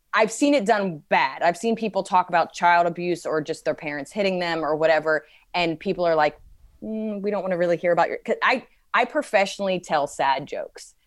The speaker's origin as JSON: {"language": "English", "country": "United States", "said": "being an American"}